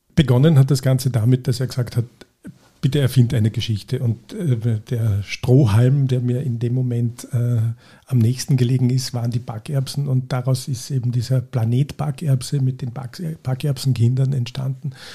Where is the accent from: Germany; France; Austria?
Austria; St. Veit an der Glan, Carinthia; ich komme aus Kärnten, aus St. Veit an der Glan